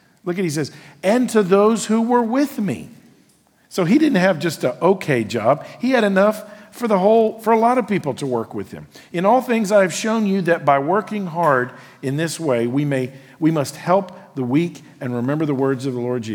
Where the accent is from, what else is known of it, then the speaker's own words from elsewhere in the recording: United States; who I am as an American